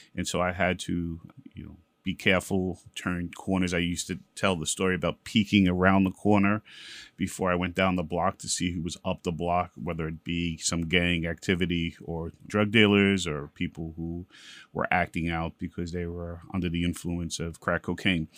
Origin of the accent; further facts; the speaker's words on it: New York City, New York, United States; also born or lived in Bedford-Stuyvesant, Brooklyn / Williamsburg, Brooklyn; mostly I grew up in East New York and Brooklyn